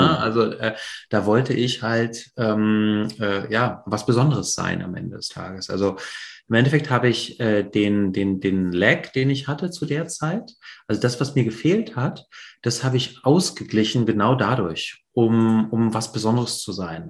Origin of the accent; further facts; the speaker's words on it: East Germany, Germany; moved away; also born or lived in Poland / West Berlin; ich bin in der DDR ähm, geboren und aufgewachsen äh, die ersten Jahre.